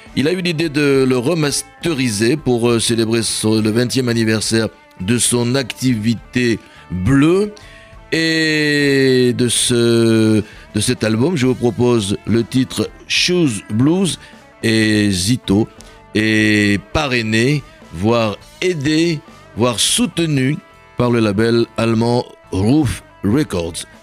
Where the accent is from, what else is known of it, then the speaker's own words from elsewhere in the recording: Bordeaux, Nouvelle-Aquitaine, France; dans ma ville natale à Bordeaux